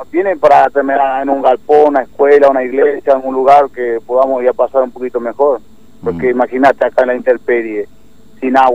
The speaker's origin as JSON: {"language": "Spanish", "town": "Clorinda", "region": "Formosa", "country": "Argentina", "said": "soy de Clorinda, tengo mi familia, tengo tres hijos."}